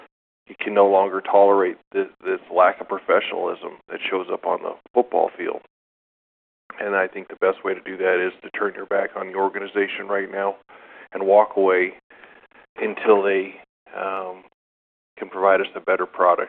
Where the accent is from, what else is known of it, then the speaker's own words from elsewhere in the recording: Oakland, California, United States; I was born in Oakland